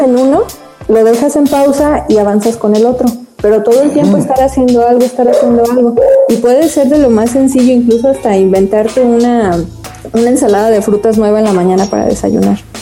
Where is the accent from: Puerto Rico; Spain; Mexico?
Mexico; nos sentimos muy orgullosos de ser mexicanos